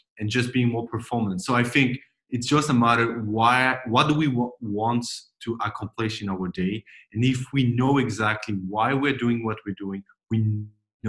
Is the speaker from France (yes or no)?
yes; France; moved away as an adult; also born or lived in Silicon Valley; I grew up in France, but I'm French-German